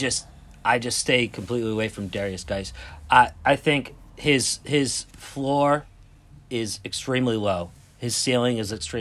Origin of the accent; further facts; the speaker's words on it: New England, United States; we're from New England